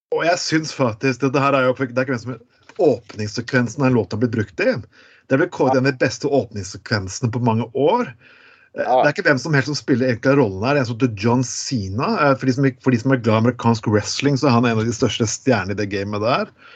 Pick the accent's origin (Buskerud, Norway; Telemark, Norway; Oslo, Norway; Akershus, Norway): Telemark, Norway; Skien; born or raised there